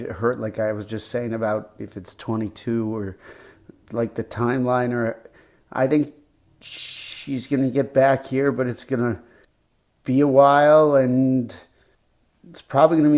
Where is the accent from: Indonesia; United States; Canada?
United States; I'm American